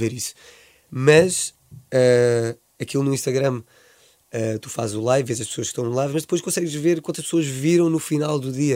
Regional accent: Swansea, Wales, United Kingdom; moved away; como sou de Swansea

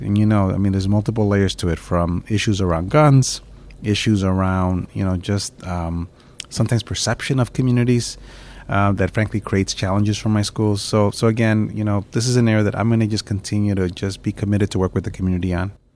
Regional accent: Chicago, Illinois, United States; I've grown up in Chicago. Uh, I grew up in the Lower West Side in Pilsen

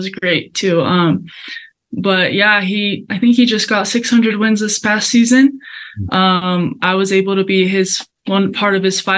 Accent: Colombia; now in United States; I was able to go back to Columbia, which I'm originally from there. So it was a very sweet moment to be in my home country

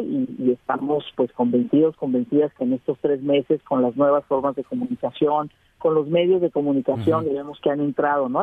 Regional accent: Mexico

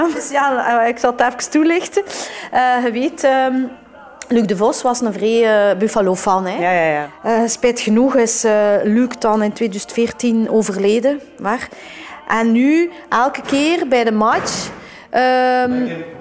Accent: Ghent, Flanders, Belgium; Maar wel, allee, je weet wel dat ik, van, dat ik van België kom.

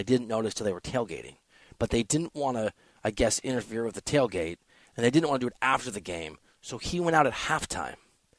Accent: Iowa, United States; I'm not from there, but I'm from Iowa and I'm from a blue collar city there.

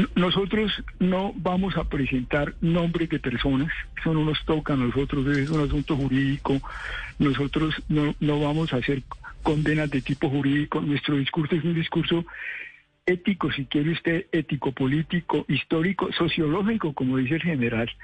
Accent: Colombia; Yo como colombiano

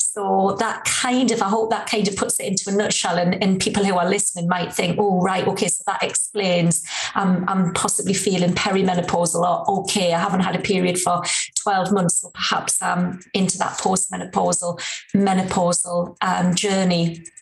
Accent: Newcastle upon Tyne, North East England, United Kingdom; accent: Geordie; I'm, a true Geordie girl, as you can probably tell from my accent

